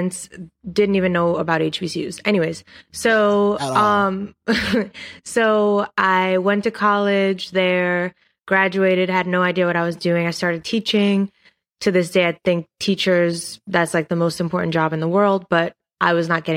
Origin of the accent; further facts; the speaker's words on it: New York City, New York, United States; moved away as an adult; now in Los Angeles, United States; Brooklyn, New York, born and raised, living in LA.